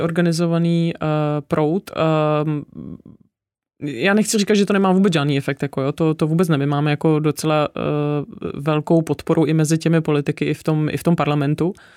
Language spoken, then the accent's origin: Czech; Ústí nad Labem, Ústí nad Labem Region, Czechia; now in Prague, Czechia; Já jsem původně z Ústí nad Labem, takže takový severský uhelný husákovo dítě